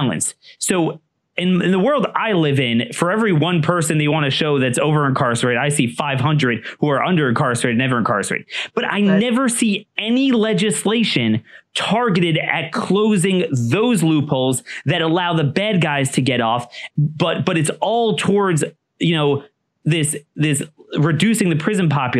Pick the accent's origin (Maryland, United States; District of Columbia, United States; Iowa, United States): Maryland, United States; my home state of Maryland